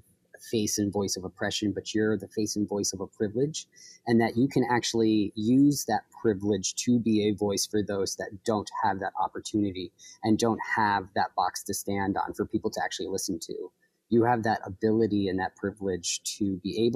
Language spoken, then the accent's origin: English; Troy, New York, United States; moved away as an adult; also born or lived in Brooklyn, New York; I moved up to Troy. This is where I grew up when I was younger